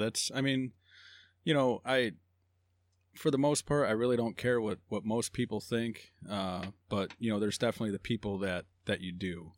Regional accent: Hammond, Indiana, United States; also born or lived in Phoenix, Arizona / Joplin, Missouri / Griffith, Indiana; born and raised Hammond

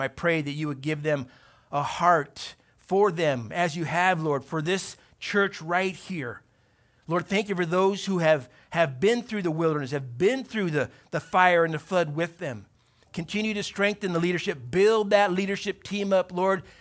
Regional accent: Torrance, California, United States; Born in Torrance, went to high school in Torrance

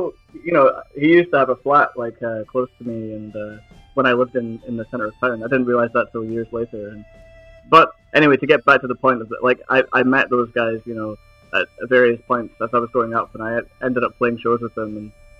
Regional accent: Edinburgh, Scotland, United Kingdom; born or raised there

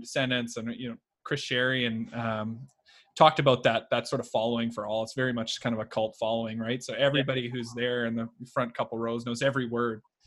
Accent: Edmonton, Alberta, Canada; So I'm from Edmonton, Alberta.

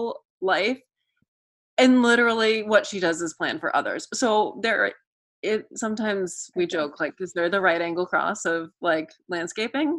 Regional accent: Massachusetts, United States; was born and raised in Massachusetts

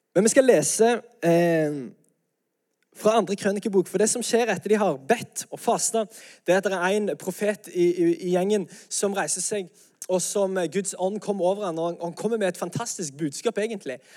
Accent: Norway; vi er jo nordmenn

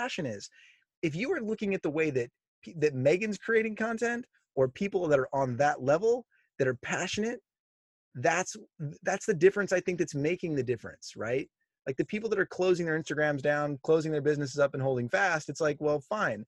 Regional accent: Oxnard, California, United States; also born or lived in North Carolina; I was raised in Oxnard, California at the beach.

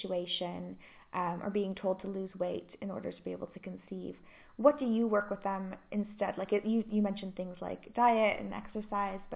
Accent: Canada; now in United Kingdom; I'm Canadian by birth but live in the UK

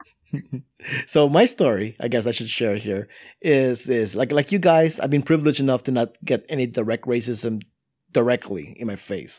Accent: Philippines; now in United States

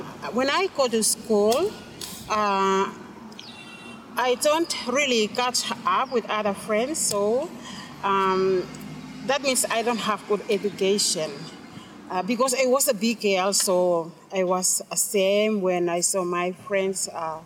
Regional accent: Tanna Island, Tafea, Vanuatu; now in Port Vila, Vanuatu; I am from Tana Island

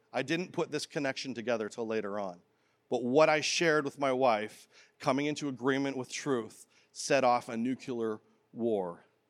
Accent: Canada; as a boy growing up in Canada

